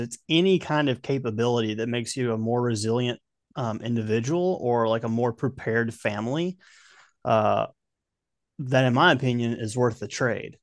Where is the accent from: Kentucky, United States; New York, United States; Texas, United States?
Kentucky, United States; now in Tennessee, United States; Growing up in Kentucky